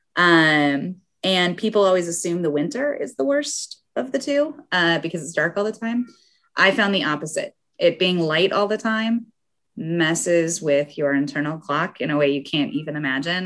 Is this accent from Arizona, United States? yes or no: no; Salt Lake City, Utah, United States; moved away as an adult; also born or lived in South Korea / St. Petersburg, Russia; I grew up in Salt Lake City, Utah, where we also get snow and have mountains